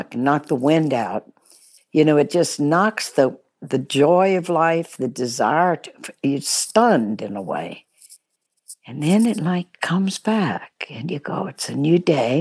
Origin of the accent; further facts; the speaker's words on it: Baton Rouge, Louisiana, United States; also born or lived in New Orleans; Grew up in Baton Rouge, Louisiana